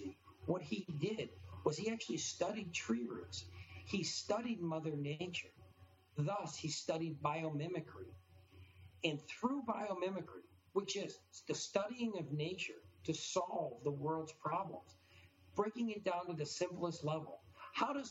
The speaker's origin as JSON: {"language": "English", "town": "Detroit", "region": "Michigan", "country": "United States", "tie": "born or raised there", "also_born_or_lived": "Australia / Washington, D.C. / Brazil", "moved": "as an adult", "said": "I was born and raised in the Detroit area"}